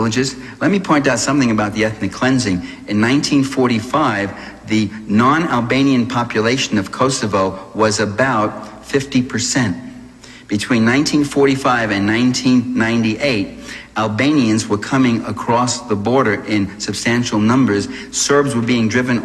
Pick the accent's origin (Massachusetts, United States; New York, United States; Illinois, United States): New York, United States; I'm from New York